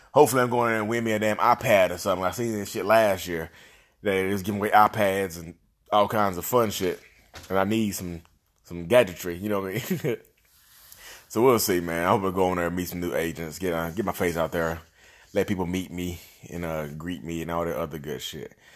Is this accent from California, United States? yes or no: no; Reidsville, North Carolina, United States; I'm from Reedsville